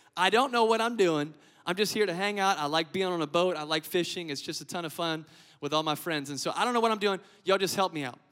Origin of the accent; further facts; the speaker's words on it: Lafayette, Louisiana, United States; moved away as an adult; now in Biloxi, United States; I'm originally from Lafayette, Louisiana